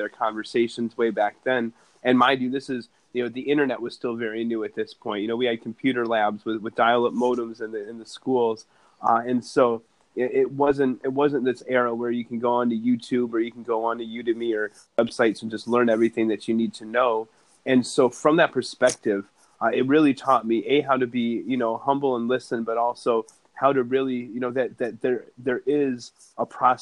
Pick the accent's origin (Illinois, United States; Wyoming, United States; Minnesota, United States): Illinois, United States; Evanston; growing up in Chicago, where I did, on the north side in Evanston